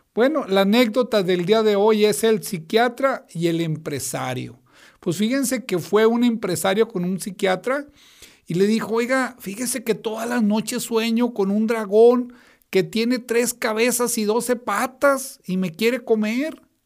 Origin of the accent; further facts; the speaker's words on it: Comarca Lagunera, Mexico; mis paisanos de la comarca lagunera